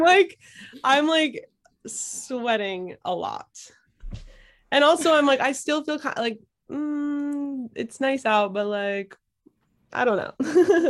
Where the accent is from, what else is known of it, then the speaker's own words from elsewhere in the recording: Philadelphia, Pennsylvania, United States; now in Brooklyn, United States; I was born and raised in Philadelphia in, um, in, like, Northeast Philly